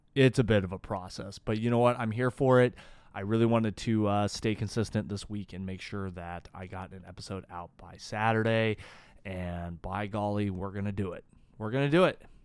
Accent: Boise, Idaho, United States; now in Austin, United States; I grew up in Boise

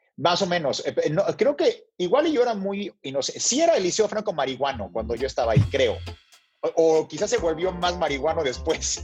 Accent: Mexico; nací en México y fui criado en México, luego viví unos meses en Brasil con mi mamá

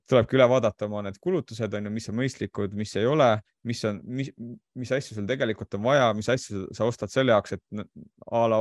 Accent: Saare County, Estonia; now in Tallinn, Estonia; kuna ma tulin Saaremaalt Tallinnasse, siis mul ei olnud nagu eriti valikut

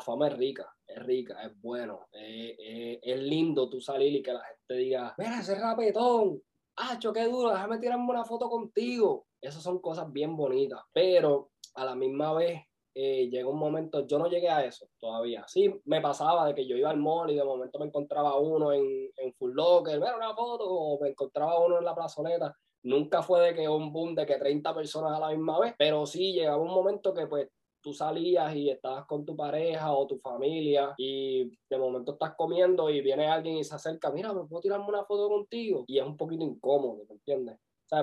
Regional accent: Vega Baja, Puerto Rico; now in Orlando, United States; vivo en Orlando, nacido y criado en Puerto Rico, en el campo de Vega Baja

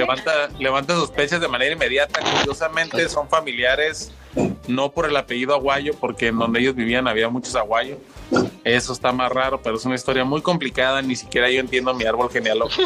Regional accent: Tijuana, Baja California, Mexico; soy un tijuanense que conoció el stand-up ya desde hace mucho tiempo

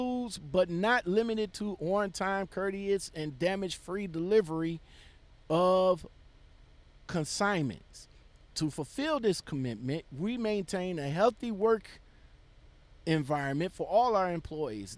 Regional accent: Cleveland, Ohio, United States; I was born and raised in Cleveland

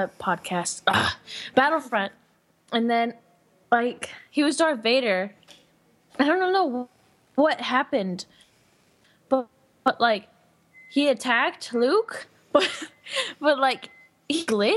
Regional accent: Mexico

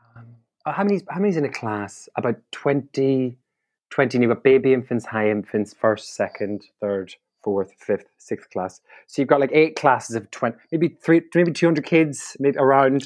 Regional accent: County Donegal, Ireland; now in London, United Kingdom; I'm a comedian, improviser, and comedy writer from Donegal in Ireland

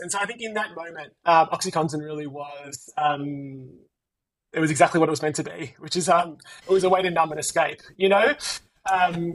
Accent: Melbourne, Victoria, Australia; I am from Melbourne, Australia

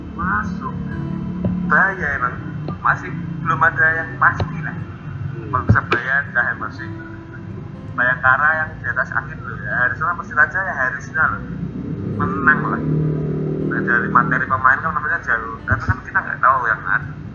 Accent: Semarang, Central Java, Indonesia; Saya sebagai orang Semarang, sebagai Semarang fans

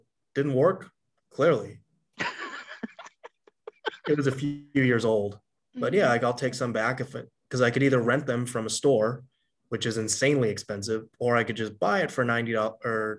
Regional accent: Los Angeles, California, United States; I grew up in Los Angeles

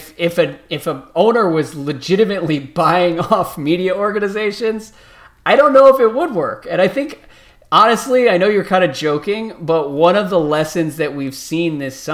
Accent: California, United States; But growing up in the Bay Area, I have a ton of friends from LA, and no one is more entitled than these idiots.

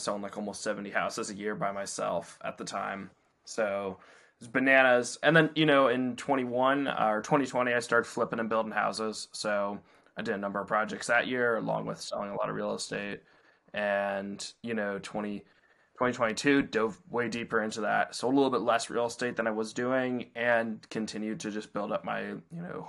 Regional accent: Alexandria, Virginia, United States; I grew up in Alexandria and that's where I practiced real estate

